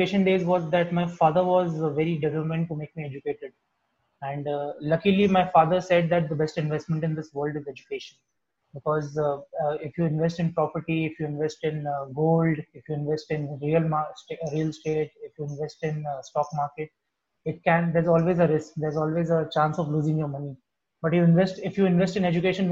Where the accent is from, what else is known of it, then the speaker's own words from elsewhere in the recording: Ajmer, Rajasthan, India; now in Bangalore, India; I was born and brought up in a very small middle class family, a very humble family. I mother, father, and 2 elder sisters. And my mother was a teacher. And my father was Rajasthan Roadways engineer. Okay, I'm from Rajasthan, Ajmer, Rajasthan